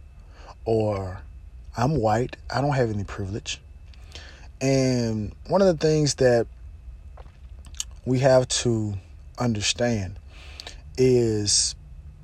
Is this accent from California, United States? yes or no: no; Mississippi, United States; I'm from Mississippi, I'm from Mississippi, I'm from Mississippi.